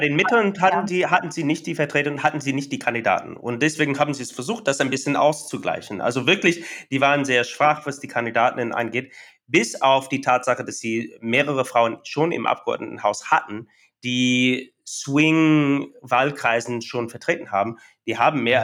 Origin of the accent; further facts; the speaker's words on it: near the Oklahoma border, Texas, United States; German is a second language; moved away; Mein Heimatstadt ist an der Grenze zu Oklahoma, zwischen Oklahoma, äh, in Texas